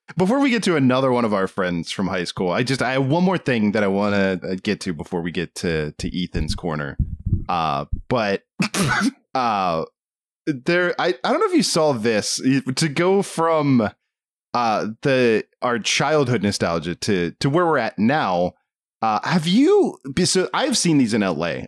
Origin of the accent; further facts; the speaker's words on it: Southern Maryland, United States; we grew up in Southern Maryland where, you know, a lot of hunting in the culture.